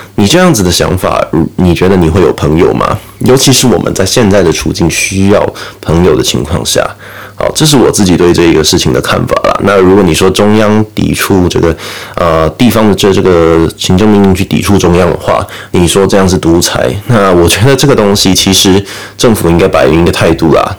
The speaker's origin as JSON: {"language": "Chinese", "country": "Taiwan", "said": "我们台湾人"}